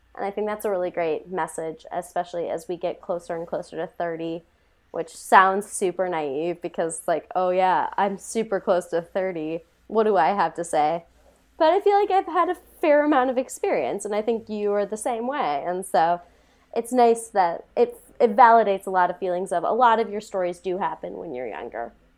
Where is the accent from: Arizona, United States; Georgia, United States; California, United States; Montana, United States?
Montana, United States; I am from Montana